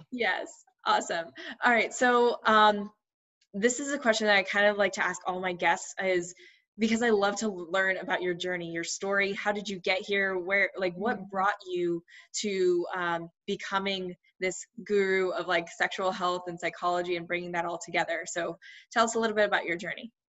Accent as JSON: {"language": "English", "country": "United States", "tie": "born or raised there", "said": "I grew up also in the States, but um, with um, Indian parents"}